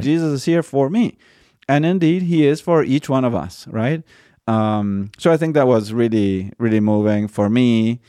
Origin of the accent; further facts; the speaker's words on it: Argentina; moved away; they moved to Argentina and I was born in Argentina. I never visited the U S when I was little.